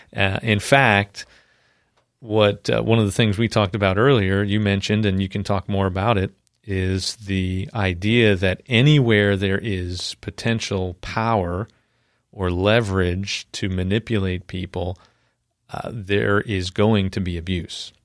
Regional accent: New York, United States; I'm from New York

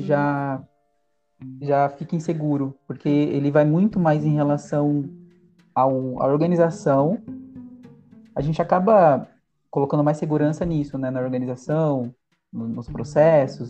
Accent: Jundiaí, São Paulo, Brazil; Jundiaí, eu tive uma realidade um pouco humilde

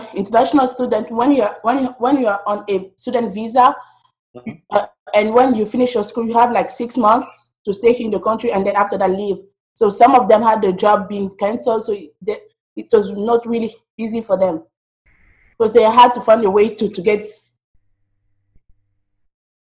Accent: DR Congo; moved away as an adult; now in United States; I'm from the Democratic Republic of Congo, and currently I'm an international student in the United States

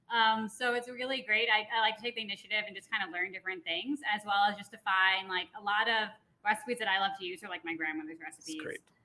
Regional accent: Long Island, New York, United States; now in Denver, United States; I grew up in New York on Long Island

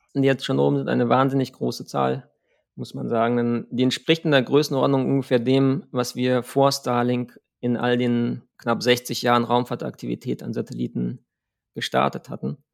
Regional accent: Germany; als Deutsche in der ESA

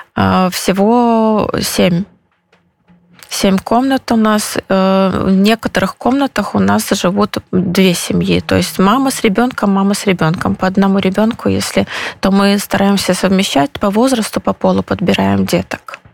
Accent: Belarus; moved away as an adult; now in Poland; я из Беларуси, мы семья из Беларуси

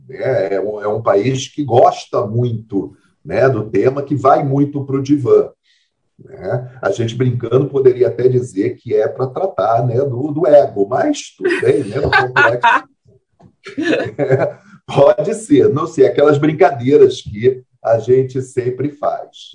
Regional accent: Brazil; nós somos como brasileiros

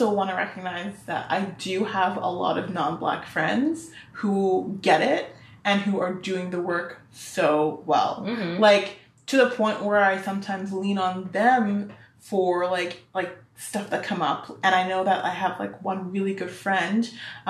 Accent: Vancouver, British Columbia, Canada; I was born and raised here

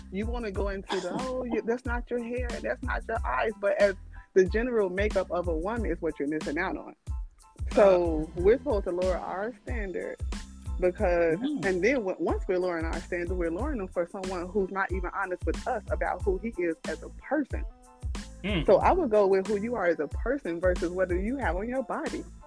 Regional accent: Chicago, Illinois, United States; now in Houston, United States; I am originally Chicago, all Chicago West Side

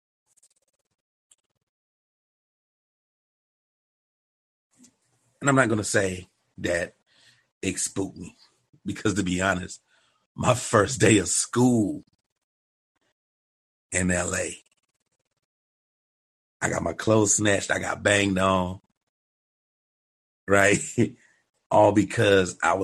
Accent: North Carolina, United States; moved away; also born or lived in Los Angeles; I'm from North Carolina

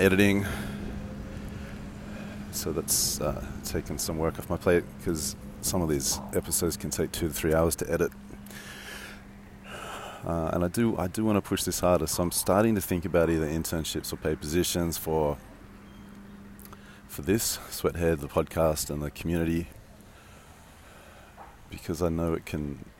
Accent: Sydney, New South Wales, Australia; moved away; I grew up in Sydney

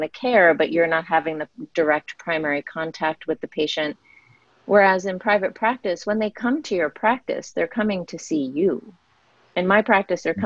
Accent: United States; being an Indian American

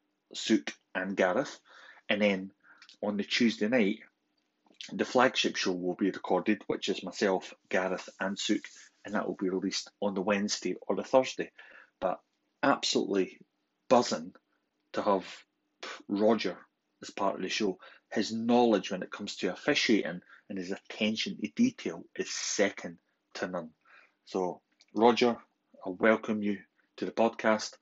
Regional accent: Scotland, United Kingdom; accent: Scottish; my Scottish accent

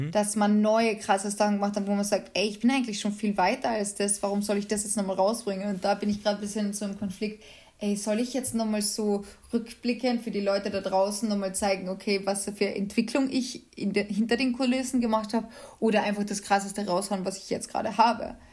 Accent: Carinthia, Austria; ich komme ja ursprünglich aus Kärnten und äh, da wohnt auch meine Familie

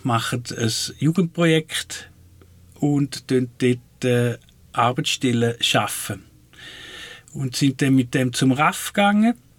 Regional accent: Switzerland; von dem, wo ich herkomme, Waldling

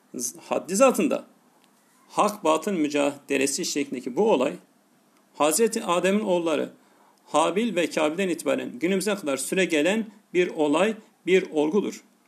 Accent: Tarsus, Mersin, Turkey; Yarı memleketim olan Tarsus'ta

